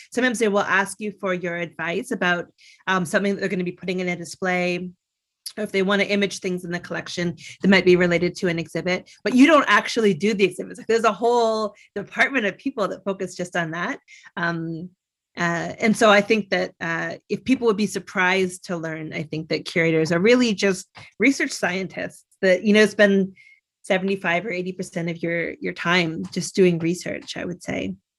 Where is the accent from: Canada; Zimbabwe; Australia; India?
Canada; I grew up in Canada